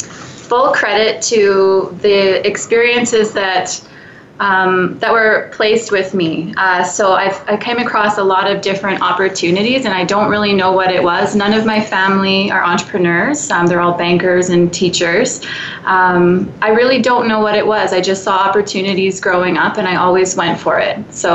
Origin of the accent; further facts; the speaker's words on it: Winnipeg, Manitoba, Canada; I am from Winnipeg, Manitoba. I'm very proud of it.